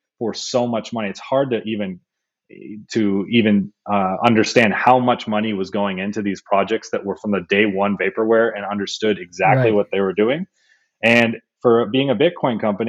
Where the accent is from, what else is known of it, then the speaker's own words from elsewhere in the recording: Sonoma Valley, Bay Area, California, United States; I grew up in the Bay Area in the Sonoma Valley, moved down, went to school in the Bay.